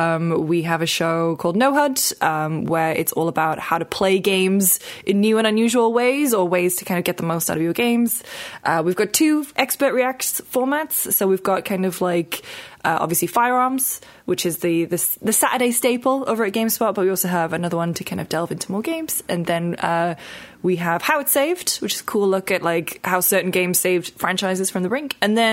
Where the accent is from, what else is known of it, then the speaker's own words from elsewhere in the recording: United Kingdom; And we called it Spot On because obviously we're British.